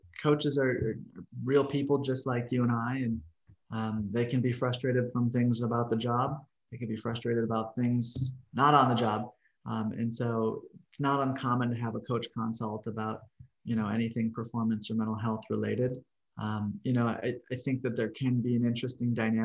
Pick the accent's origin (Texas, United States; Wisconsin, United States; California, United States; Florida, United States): Wisconsin, United States; Milwaukee; also born or lived in Mississippi / Missouri; now in Oklahoma City, United States; I'm originally from Milwaukee, Wisconsin, kind of smack dab in the middle of the country, but maybe a little more northern too